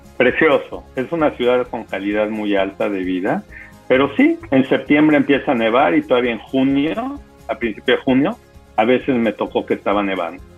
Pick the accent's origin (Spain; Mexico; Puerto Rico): Mexico; also born or lived in Bronx, New York, United States; Cuando tenía yo dos años se movieron de regreso a México